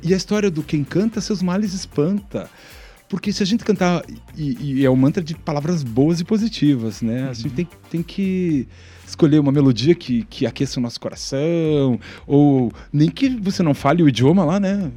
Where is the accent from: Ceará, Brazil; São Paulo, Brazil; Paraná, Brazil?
Paraná, Brazil; Ponta Grossa; now in Curitiba, Brazil; Eu nasci em Ponta Grossa, então sou um cidadão pontagrossense, uhum. mas me considero um cidadão curitibano por conta disso.